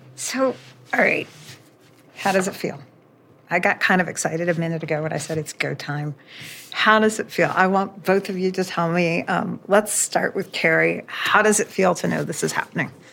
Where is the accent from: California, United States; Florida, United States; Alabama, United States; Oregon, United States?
Florida, United States; just south of the Cape; I grew up in Florida, just south of the Cape, and I grew up in the Apollo era